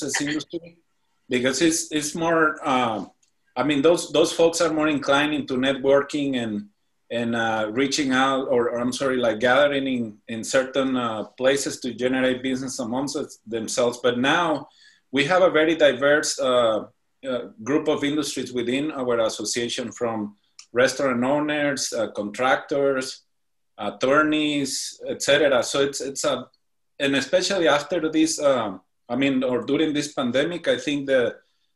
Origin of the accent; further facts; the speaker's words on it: Morelia, Michoacán, Mexico; moved away as an adult; now in San Diego, United States; I was born and raised in the beautiful city of Morelia, Midland in Mexico, in the state of Michoacán. I moved to San Diego in 2006